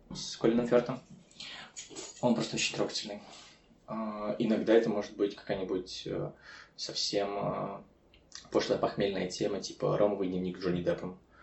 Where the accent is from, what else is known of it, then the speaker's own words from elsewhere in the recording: Chernivtsi, Chernivtsi Oblast, Ukraine; Я родом из Черновцов